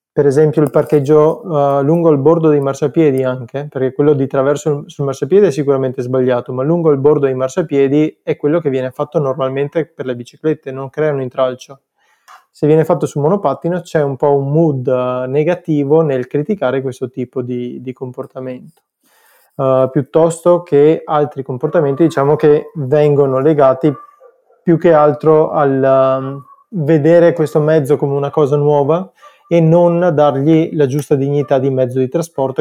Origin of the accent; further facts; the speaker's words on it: Cittadella, Veneto, Italy; Cittadella che è il mio paesino